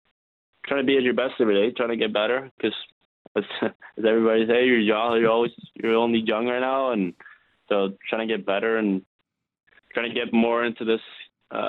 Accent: Sweden; moved away as an adult; now in Calgary, Canada; From my hometown in Sweden, it is kind of a similar weather

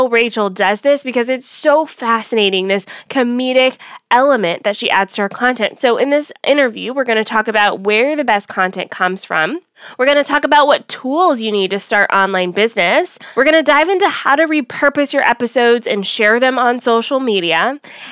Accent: Atlanta, Georgia, United States; moved away; I'm headed to Atlanta, my hometown

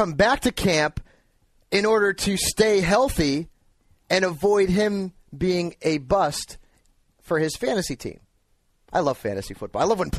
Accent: Connecticut, United States; now in California, United States; Yeah, but I'm from Connecticut, and I like to be unique here.

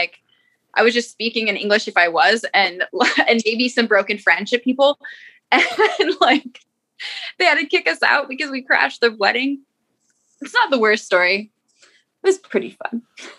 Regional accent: United States; also born or lived in Culver City, California; I'm being an American woman right now.

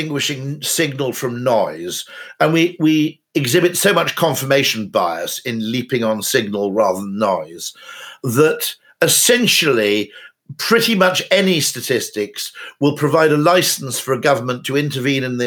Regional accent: United Kingdom; as a Brit

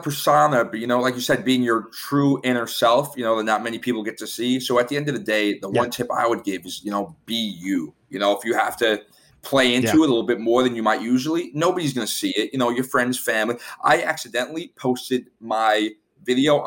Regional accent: New York City, New York, United States; moved away as an adult; now in South Florida, United States; I'm from Staten Island, New York. I'm living down in South Florida

